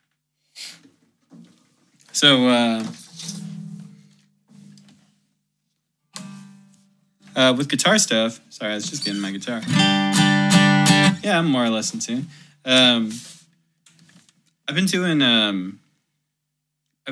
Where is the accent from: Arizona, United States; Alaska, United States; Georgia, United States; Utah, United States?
Arizona, United States; Prescott; moved away; also born or lived in Phoenix, Arizona / Bellingham; my homies in Prescott, where I went to elementary and middle school